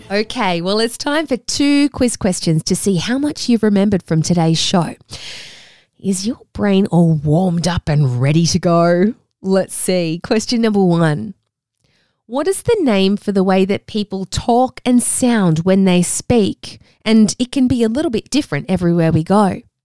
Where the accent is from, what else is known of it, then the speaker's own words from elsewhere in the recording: Australia; accent: Australian; I have an Australian accent. Because I grew up here in Australia